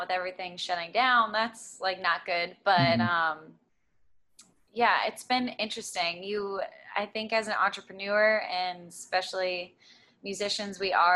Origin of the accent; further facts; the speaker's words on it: Florida, United States; also born or lived in Nashville, Tennessee; this is where I grew up. This is kind of where my roots are